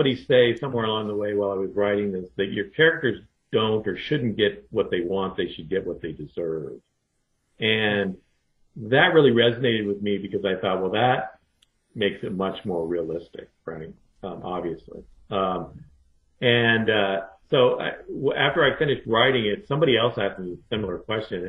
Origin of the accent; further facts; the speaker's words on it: Idaho, United States; moved away; also born or lived in Alaska / New York / Japan; I was born in Alaska and I grew up in Idaho